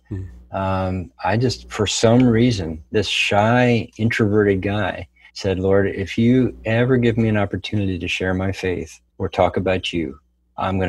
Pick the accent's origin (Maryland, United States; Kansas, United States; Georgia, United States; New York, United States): Maryland, United States; Silver Spring; moved away as an adult; also born or lived in Bethesda, Maryland / Ohio; spent most of my time in Silver Spring, Maryland, growing up.